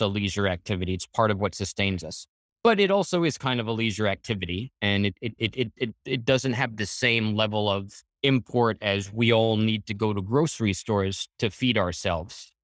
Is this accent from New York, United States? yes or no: yes; Floral Park, New York, United States; also born or lived in Hell's Kitchen, New York City; I grew up in Floral Park